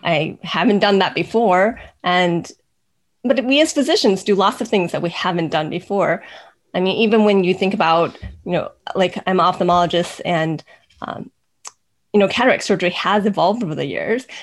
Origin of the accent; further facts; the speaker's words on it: United States; I'm Chinese American